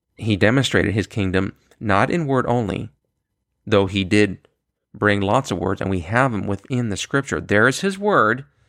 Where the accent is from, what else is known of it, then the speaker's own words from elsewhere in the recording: New York City, New York, United States; I was born in Queens, New York